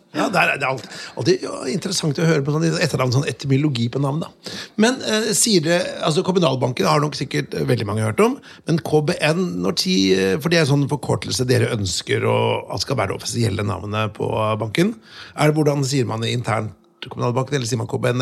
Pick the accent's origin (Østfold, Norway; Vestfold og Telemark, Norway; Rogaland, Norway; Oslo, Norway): Vestfold og Telemark, Norway; Notodden; jeg kommer fra, fra Notodden